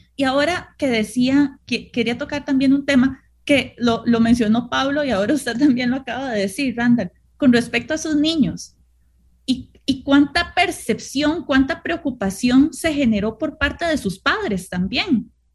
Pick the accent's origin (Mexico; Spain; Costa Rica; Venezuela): Costa Rica; nosotros como costarricenses